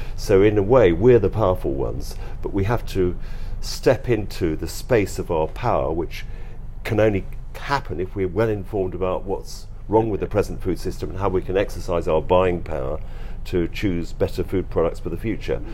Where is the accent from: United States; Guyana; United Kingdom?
United Kingdom; London; moved away as an adult; now in West Wales, United Kingdom; I'm a Londoner. My dad was a doctor and then trained to be a psychiatrist, so I lived in first of all in South London and then in North London